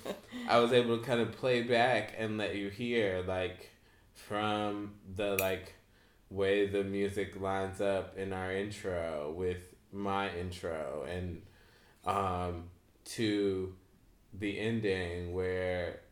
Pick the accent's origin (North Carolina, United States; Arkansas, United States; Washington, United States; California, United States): North Carolina, United States; we're from North Carolina